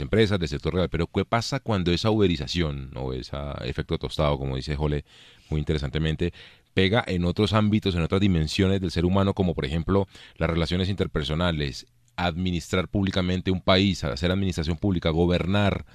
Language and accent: Spanish; Colombia; nuestra vida nacional como colombianos